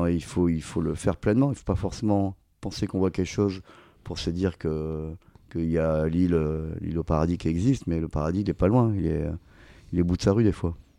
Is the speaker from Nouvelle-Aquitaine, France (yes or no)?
yes; Arcachon, Nouvelle-Aquitaine, France; quand j'étais gamin, j'ai grandi à Arcachon